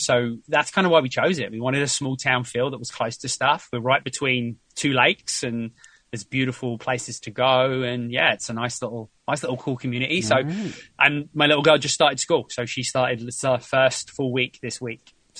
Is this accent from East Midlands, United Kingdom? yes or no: no; South East England, United Kingdom; moved away as an adult; So originally I am from the UK. I grew up in just outside South London.